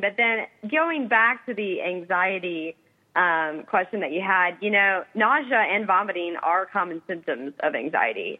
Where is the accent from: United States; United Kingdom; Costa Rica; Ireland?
United States; Indiana; I grew up in Indiana